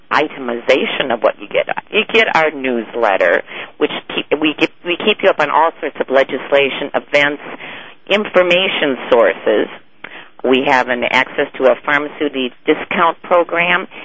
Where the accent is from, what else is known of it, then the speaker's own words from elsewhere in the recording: Wisconsin, United States; I'm from Wisconsin.